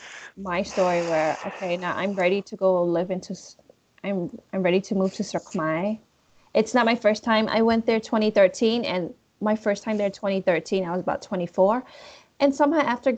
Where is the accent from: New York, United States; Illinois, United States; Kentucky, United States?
Illinois, United States; Chicago; I was born in Chicago.